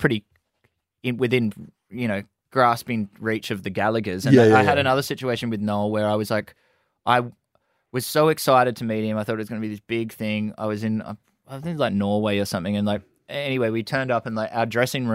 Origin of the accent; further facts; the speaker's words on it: Gold Coast, Queensland, Australia; we're boys from the Gold Coast